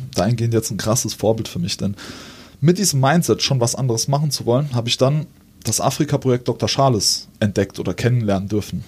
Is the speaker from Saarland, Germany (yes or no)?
yes; Saarbrücken, Saarland, Germany; bei uns in Saarbrücken im Nauwieser Viertel